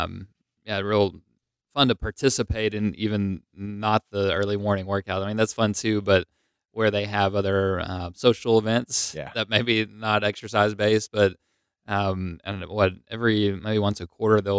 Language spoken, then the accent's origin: English; Knoxville, Tennessee, United States; I grew up in Knoxville, but moved up to Knoxville a year and a half ago in 2017.